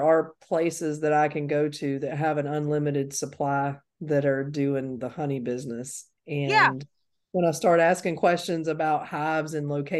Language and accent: English; United States; as an American